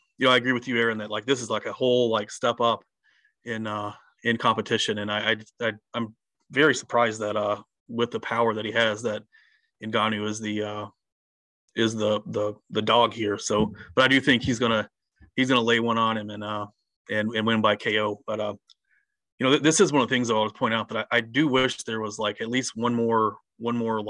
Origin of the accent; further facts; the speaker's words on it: Harlan, Kentucky, United States; moved away; I'm from Harlan originally, so I know what it's like there